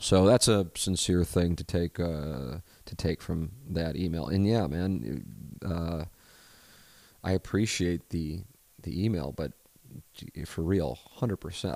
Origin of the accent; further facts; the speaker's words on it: St. Louis, Missouri, United States; growing up in South Saint Louis, it isn't, uh, exactly, uh, diverse when it comes to religion